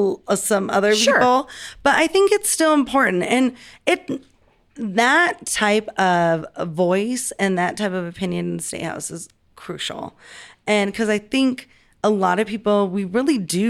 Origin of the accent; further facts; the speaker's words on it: Denver, Colorado, United States; I grew up in the North Side, but my parents are both from Curtis Park on Curtis Street.